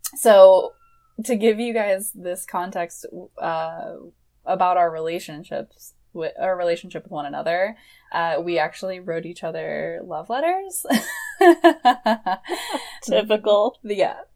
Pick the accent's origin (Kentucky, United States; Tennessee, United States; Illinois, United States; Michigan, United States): Michigan, United States; moved away as an adult; now in Portland, United States; I am from Michigan originally